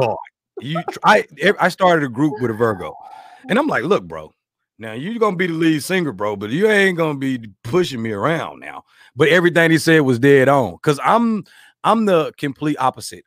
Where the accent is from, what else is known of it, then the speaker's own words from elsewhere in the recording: Arkansas, United States; I'm from Arkansas, the Bible Belt